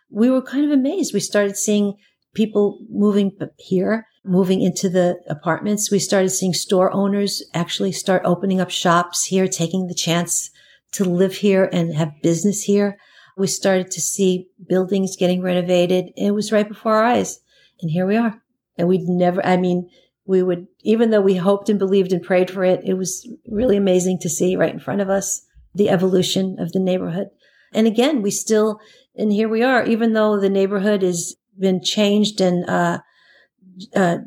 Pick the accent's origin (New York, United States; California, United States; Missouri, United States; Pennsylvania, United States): New York, United States; New York City; I grew up in Queens, Flushing, Queens